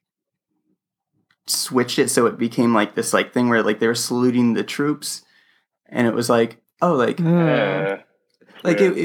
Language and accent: English; United States; moved away as an adult; also born or lived in Iowa City / Des Moines; now in Chicago, United States; Came to my hometown, in the Quad Cities, which is like on the other side of Illinois